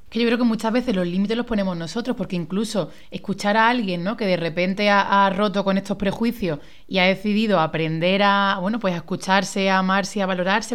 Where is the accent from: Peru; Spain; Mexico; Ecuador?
Spain; Málaga, Andalusia; moved away as an adult; also born or lived in Madrid; soy de Málaga